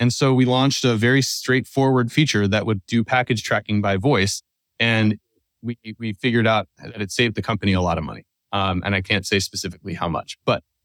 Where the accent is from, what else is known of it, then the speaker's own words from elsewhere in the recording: outside of Philadelphia, Pennsylvania, United States; I grew up outside of Philadelphia